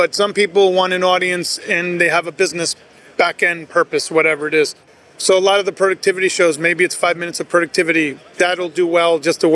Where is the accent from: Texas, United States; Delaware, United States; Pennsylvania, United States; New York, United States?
New York, United States; Everybody that I grew up with in New York owned a diner